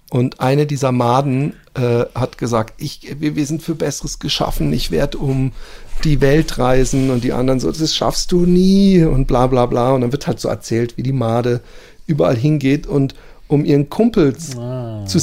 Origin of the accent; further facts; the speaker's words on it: Southern Germany, Germany; ich bin in Süddeutschland groß geworden, aber meine Eltern kommen beide nicht aus dem Süden ah, und ja. haben auch nie Dialekt gesprochen.